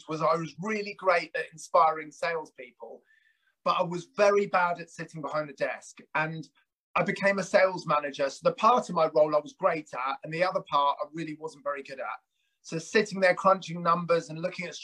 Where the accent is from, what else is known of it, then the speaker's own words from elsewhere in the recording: United Kingdom; also born or lived in South Africa; I emigrated with my brother and my parents in 1977